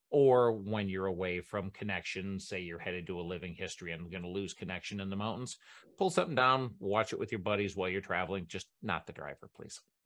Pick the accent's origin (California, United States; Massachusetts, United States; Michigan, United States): Michigan, United States; moved away; back in Michigan in my home state